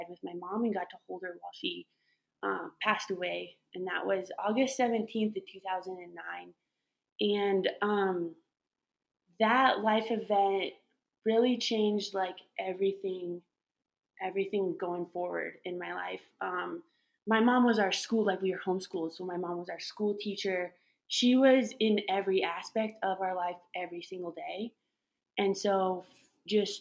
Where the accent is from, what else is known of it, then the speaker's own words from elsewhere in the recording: Masonville, Colorado, United States; I grew up in a little town called Masonville, which is west of Loveland and Fort Collins area